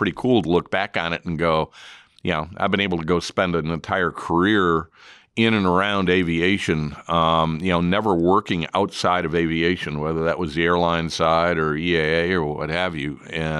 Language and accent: English; Chicago, Illinois, United States; Well, for me, growing up in Chicago, I can remember as a little kid going actually to Rockford.